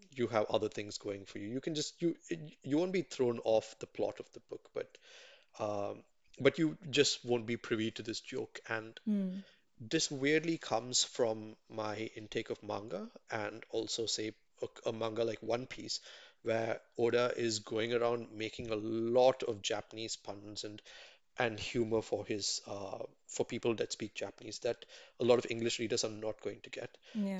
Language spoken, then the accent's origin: English; Chennai, Tamil Nadu, India; growing up in Mugapur in Chennai, and being there. And a lot of my friends, you know, we speak Tamil basically.